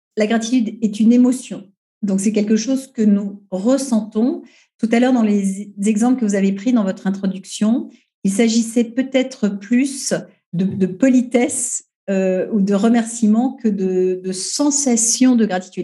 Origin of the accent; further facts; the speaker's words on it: Paris, Île-de-France, France; je suis une parisienne, une euh, troisième génération